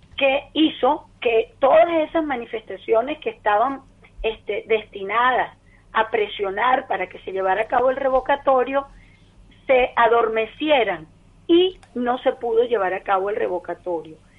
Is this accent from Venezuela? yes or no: yes; Venezuela; nosotros los venezolanos